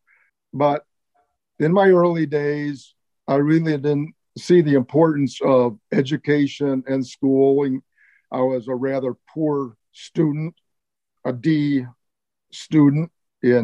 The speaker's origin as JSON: {"language": "English", "town": "Chicago", "region": "Illinois", "country": "United States", "tie": "born or raised there", "also_born_or_lived": "Milwaukee", "moved": "as an adult", "said": "I grew up in Chicago, born in 1944, grew up on the north side of Chicago"}